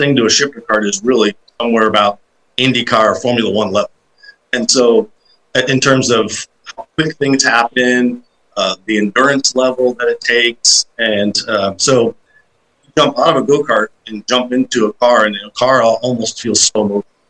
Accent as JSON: {"language": "English", "town": "St. Louis", "region": "Missouri", "country": "United States", "tie": "born or raised there", "said": "I'm from St. Louis, Missouri, and we grew up as kids racing together all the time"}